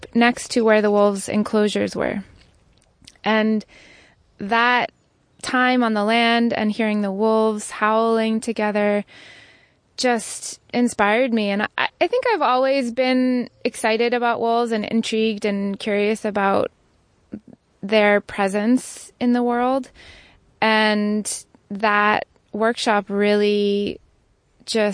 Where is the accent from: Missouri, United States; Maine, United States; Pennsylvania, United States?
Maine, United States; now in Sullivan County, New York, United States; I'm originally from Maine. I've lived around the world